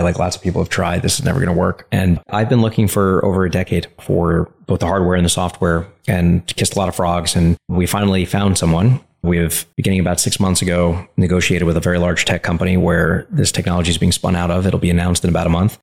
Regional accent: New York City, New York, United States; growing up in Coney Island

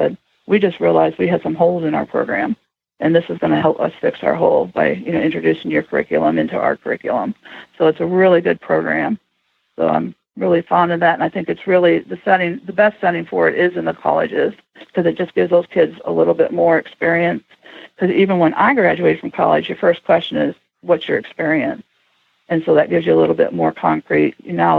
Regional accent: Toledo, Ohio, United States; I grew up in the Toledo area

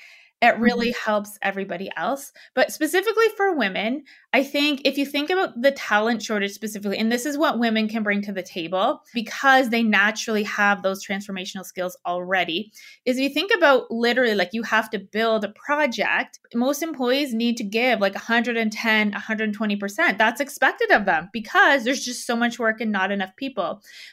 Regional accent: Canada; moved away as an adult; now in Denver, United States; I'm in Denver. So I'm Canadian. I used to live in Canada. And I just moved to Denver.

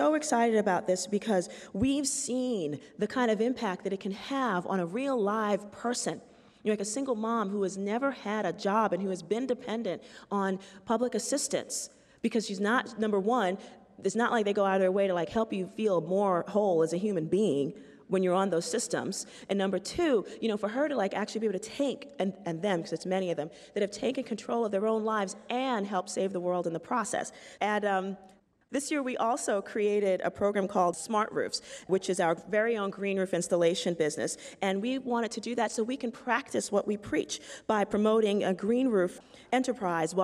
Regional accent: New York City, New York, United States; I'm from the South Bronx, and it's a poor community of color

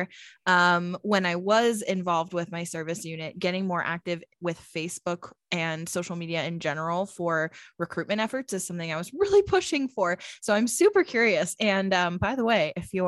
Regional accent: Pennsylvania, United States; now in Phoenix, United States; So I grew up in Pennsylvania, similar like region at least.

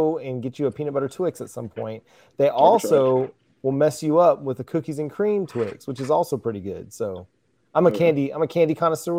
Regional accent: California, United States; Growing up in California myself, I wasn't really into country music, but very much into hip hop back in the 90s, early 2000s or so.

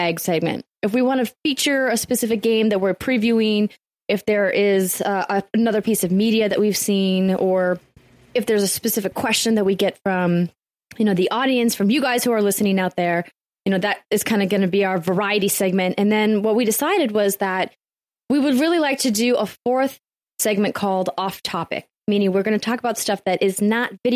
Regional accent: North Dakota, United States; I'm from North Dakota

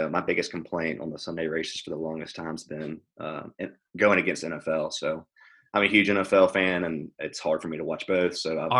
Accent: Hattiesburg, Mississippi, United States; moved away as an adult; now in Nashville, United States; I'm actually from Mississippi

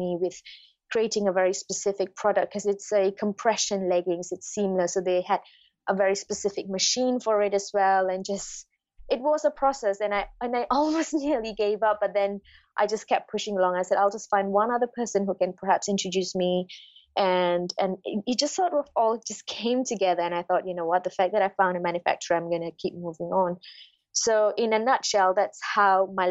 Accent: Malaysia; moved away; I'm originally from Malaysia

